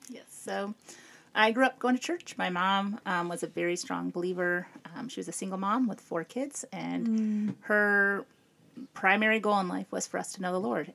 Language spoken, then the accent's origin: English; Peoria, Illinois, United States; moved away as an adult; also born or lived in Chicago, Illinois / South Carolina; I grew up in Peoria. Okay. Um, that's where I grew up and lived there